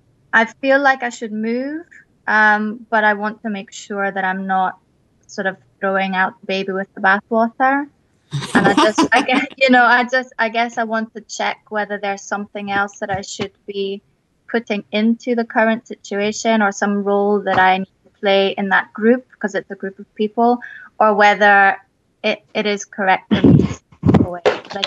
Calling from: Edinburgh, Scotland, United Kingdom; I'm calling from Edinburgh in Scotland.

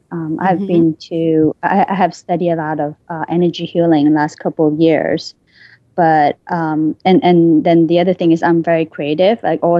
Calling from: New York, United States; New York.

